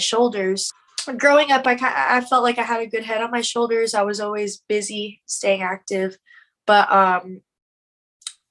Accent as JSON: {"language": "English", "town": "Killeen", "region": "Texas", "country": "United States", "said": "I'm from Killeen, Texas, Fort Hood, and largest army base"}